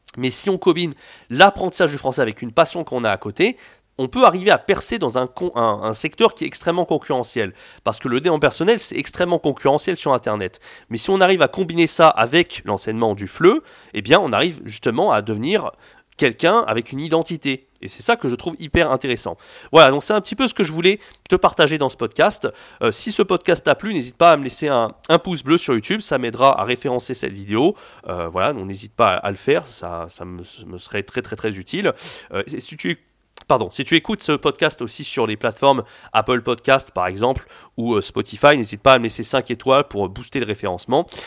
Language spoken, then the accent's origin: French; France; je suis français